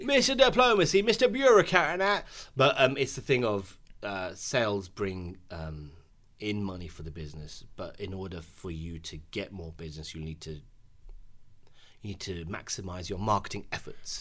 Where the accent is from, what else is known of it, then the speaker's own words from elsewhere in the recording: United Kingdom; as a British Asian, As a clapped British Asian with a dead trim